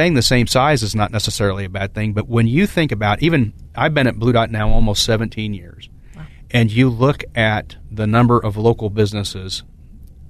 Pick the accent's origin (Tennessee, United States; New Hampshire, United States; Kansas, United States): Kansas, United States; Emporia; now in Topeka, United States; I'm not a native of Topeka. I was born in Emporia, but I've been here for 17 years, and this is home